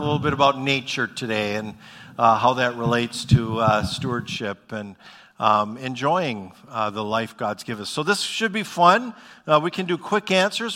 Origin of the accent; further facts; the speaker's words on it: Bismarck, North Dakota, United States; also born or lived in Fargo, North Dakota; I grew up in Bismarck, North Dakota. I've spent pretty much my whole life, uh, in North Dakota.